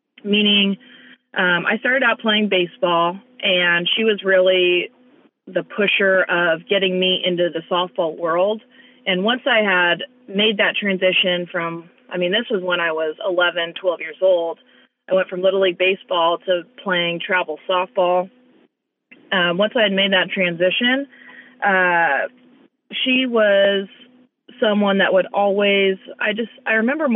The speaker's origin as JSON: {"language": "English", "region": "California", "country": "United States", "tie": "born or raised there", "said": "instead of being raised in Miami, we moved to California, my parents moved to California, and we grew up here"}